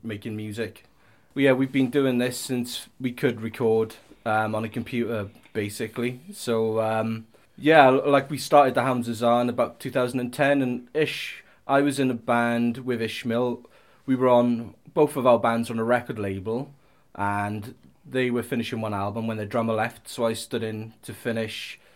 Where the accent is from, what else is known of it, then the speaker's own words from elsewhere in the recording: Swansea, Wales, United Kingdom; We're all from Swansea, pretty much